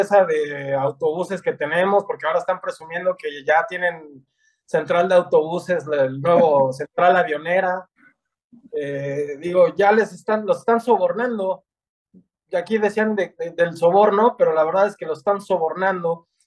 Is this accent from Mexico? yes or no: yes; Mexico; nuestra nación